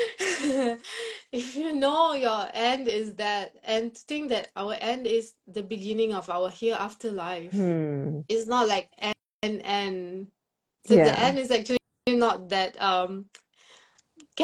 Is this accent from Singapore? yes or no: yes; Singapore; I'm from Singapore